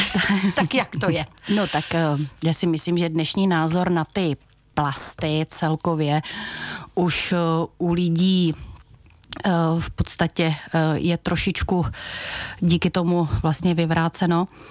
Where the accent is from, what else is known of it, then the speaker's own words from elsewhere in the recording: Velké Meziříčí, Vysočina Region, Czechia; pocházím od Velkého Meziříčí